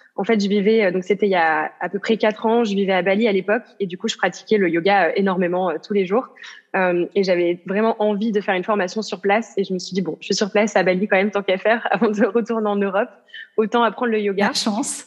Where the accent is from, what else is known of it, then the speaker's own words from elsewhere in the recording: south of France, France; moved away as an adult; now in Amsterdam, Netherlands; je viens du sud de la France à l'origine, et puis j'habite à Amsterdam, donc aux Pays-Bas.